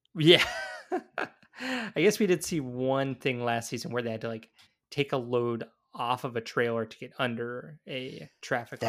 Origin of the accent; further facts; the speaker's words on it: the South, United States; now in Minnesota, United States; growing up in the South